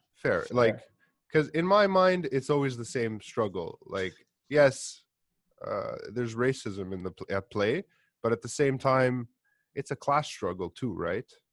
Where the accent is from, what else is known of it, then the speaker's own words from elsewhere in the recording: Montreal, Quebec, Canada; I'm Greek. I grew up in Montreal